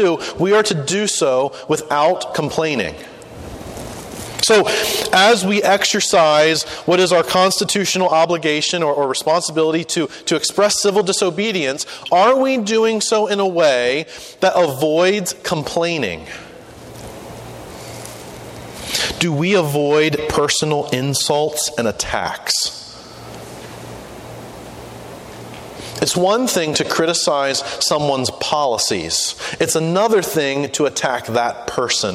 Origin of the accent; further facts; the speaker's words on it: United States; We are citizens of the United States of America